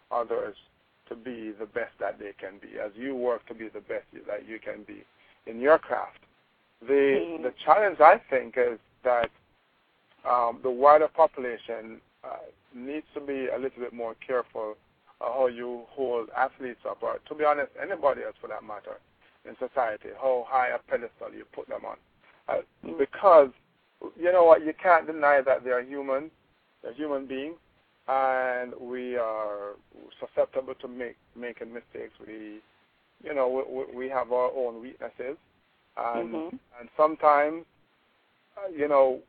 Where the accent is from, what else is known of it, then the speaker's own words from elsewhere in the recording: Kingston, Jamaica; I grew up in Olympic Gardens, or as most Jamaicans know, my part of Olympic Gardens as Waterhouse or Firehouse